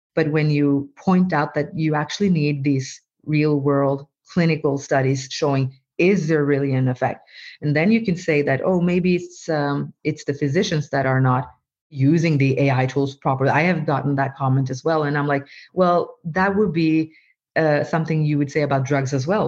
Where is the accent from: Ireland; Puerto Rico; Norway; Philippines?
Norway; first language Norwegian; English is a second language; english or norwegian which is my mother tongue but my parents are from from bangladesh and so i i growing up i also was taught bengali